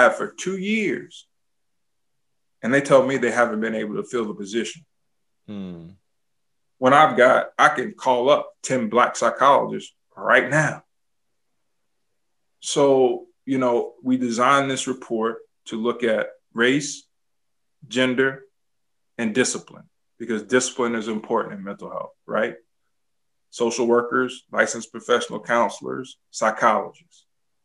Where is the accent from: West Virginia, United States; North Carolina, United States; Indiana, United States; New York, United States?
North Carolina, United States; Tobacco Road; I grew up on Tobacco Road, right? So I grew up down the street from Duke